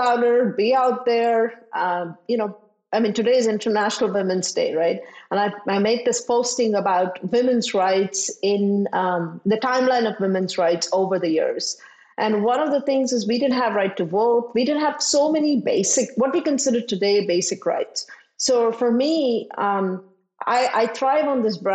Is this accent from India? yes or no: yes; India; moved away; I grew up in India where, as a woman, there were certain things I didn't do and I couldn't